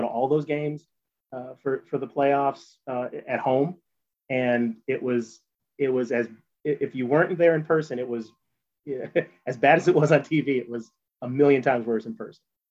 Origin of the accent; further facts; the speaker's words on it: Evanston, Illinois, United States; I was born in Evanston.